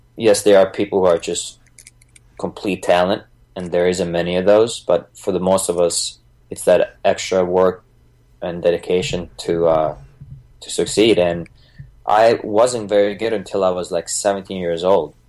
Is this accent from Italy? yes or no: no; Bosnia & Herzegovina; moved away; I was born in Bosnia, um, ex Yugoslavia, back then in 1987.